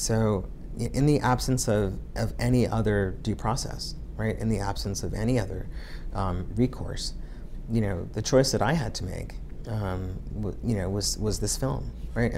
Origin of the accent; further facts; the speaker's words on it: Central Islip, New York, United States; also born or lived in Copenhagen; the neighborhood where I grew up in Central Islip